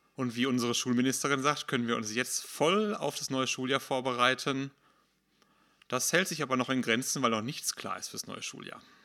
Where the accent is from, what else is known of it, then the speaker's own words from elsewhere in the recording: Hattingen, North Rhine-Westphalia, Germany; ich komme aus Holthausen, wohne da seit kurz nach meiner Geburt und bin da groß geworden